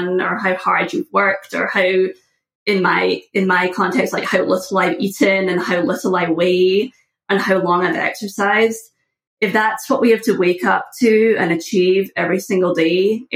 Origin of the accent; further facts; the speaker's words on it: just outside of Glasgow, west coast of Scotland, United Kingdom; moved away as an adult; now in United States; I was born just outside of Glasgow, which is the largest city in Scotland, which is not really saying very much for sizes of cities. But I grew up there